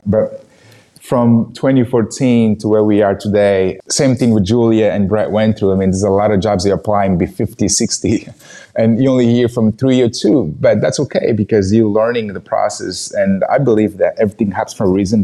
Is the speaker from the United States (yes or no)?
no; Angola; English is a second language; moved away; I was born and raised in Angola, Africa.